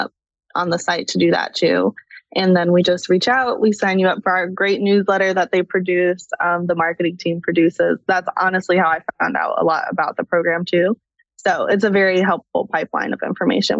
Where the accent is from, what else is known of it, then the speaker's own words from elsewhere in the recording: Chicago, Illinois, United States; moved away as an adult; also born or lived in Atlanta; I grew up in Chicago